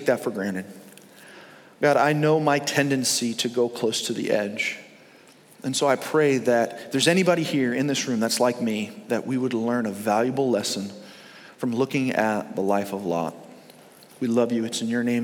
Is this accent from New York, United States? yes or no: yes; New York, United States; now in Fort Myers, United States; we grew up in New York